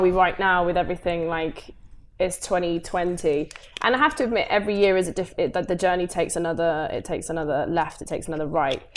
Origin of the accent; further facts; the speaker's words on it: Coventry, West Midlands, United Kingdom; moved away as an adult; born and raised in Coventry, went to school there